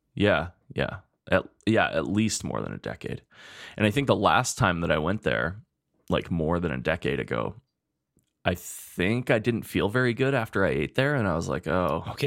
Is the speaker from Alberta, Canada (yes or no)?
yes; Spruce Grove, Alberta, Canada; now in Edmonton, Canada; when I was growing up in Spruce Grove